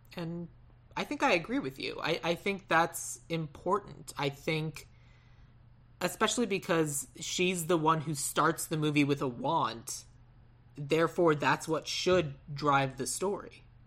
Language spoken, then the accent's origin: English; Tucson, Arizona, United States; I grew up in Tucson, Arizona